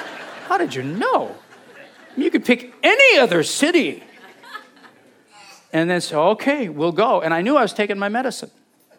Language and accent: English; Butte, Montana, United States; moved away; we're from Butte. I still to this day have a Copper Kings baseball hat. It's my town. It is. I love that town.